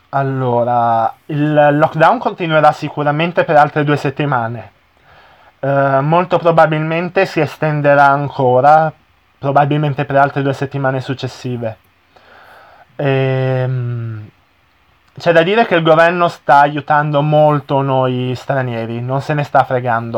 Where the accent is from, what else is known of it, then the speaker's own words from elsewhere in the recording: Italy; il mio paese, che magari non, ho, non l'ho viaggiato tantissimo